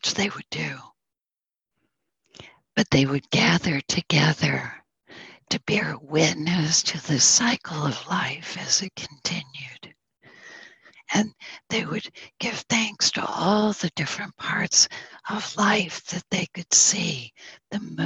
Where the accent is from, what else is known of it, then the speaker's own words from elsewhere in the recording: Northern New York, United States; I'm from Northern New York, which is the home of the Mohawk people